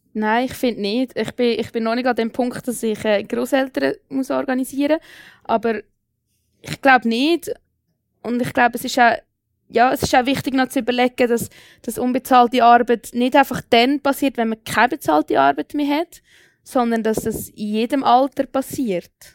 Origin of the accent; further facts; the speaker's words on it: Switzerland; bei uns in der Schweiz